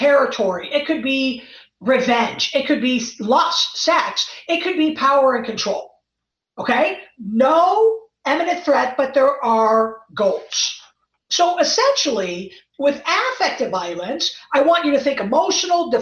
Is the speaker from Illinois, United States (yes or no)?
yes; Chicago, Illinois, United States; moved away; also born or lived in East Coast; I'm from Chicago